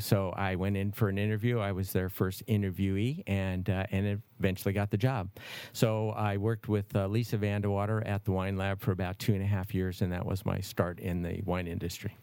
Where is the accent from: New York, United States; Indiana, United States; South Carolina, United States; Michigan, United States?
Michigan, United States; Detroit; also born or lived in Los Angeles; now in Napa Valley, United States; I'm originally from Detroit